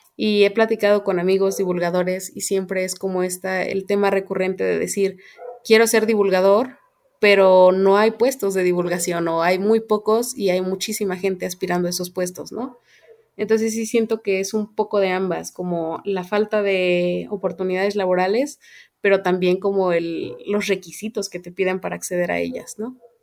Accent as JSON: {"language": "Spanish", "region": "Querétaro", "country": "Mexico", "also_born_or_lived": "Mexico City", "moved": "as an adult", "said": "soy de Querétaro y estudié, estuve estudiando en la Ciudad de México"}